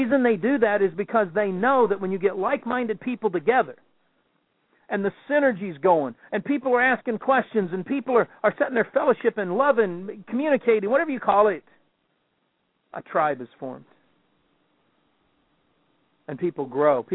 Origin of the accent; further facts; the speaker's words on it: the South, United States; I'm from the South